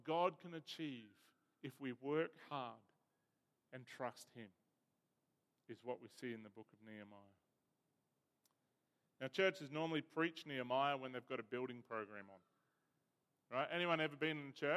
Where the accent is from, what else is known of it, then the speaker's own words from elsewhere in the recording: Bega, New South Wales, Australia; I was born in Bega, where the cheese comes from